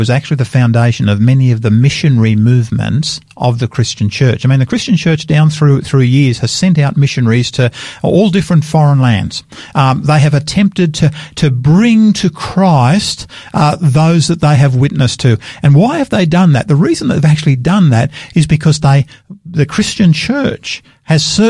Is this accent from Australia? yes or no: yes; Australia; I'm an Australian and I'm incredibly proud of being an Australian.